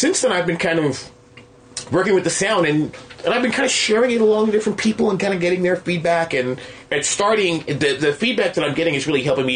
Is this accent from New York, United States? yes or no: yes; New York City, New York, United States; I grew up in Queens